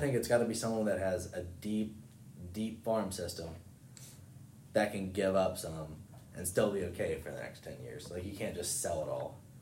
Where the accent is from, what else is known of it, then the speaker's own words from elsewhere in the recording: Cumberland, Maryland, United States; moved away as an adult; now in West Virginia, United States; I'm from Cumberland, Maryland